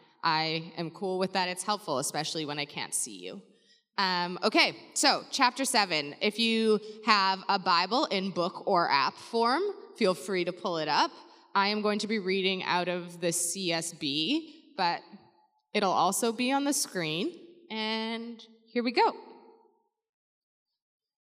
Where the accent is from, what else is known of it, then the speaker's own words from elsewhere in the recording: Surrey, British Columbia, Canada; now in Vancouver, Canada; I'm from the area. I grew up in Surrey. I now live in Vancouver